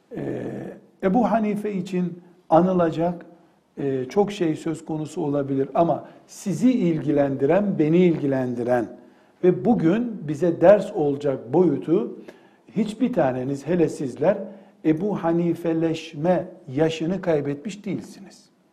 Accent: Black Sea Region, Turkey; Ben Karadenizliyim.

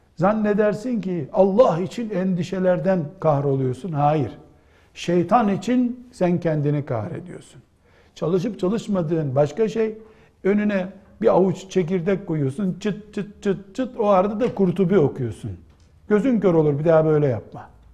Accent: Black Sea Region, Turkey; Bizim Karadeniz'de

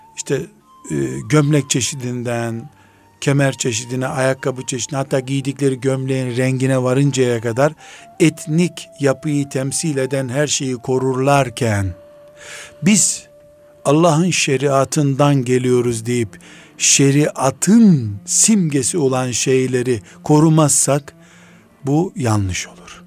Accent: Black Sea Region, Turkey; ben Karadenizliyim.

